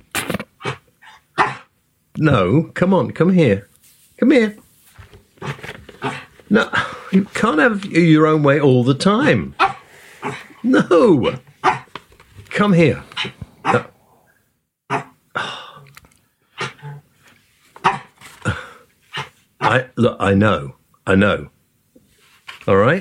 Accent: United Kingdom; We are British

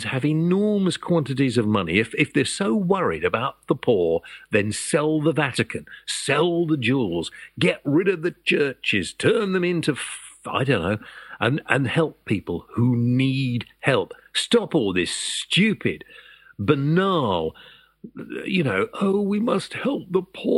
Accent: United Kingdom; we're British

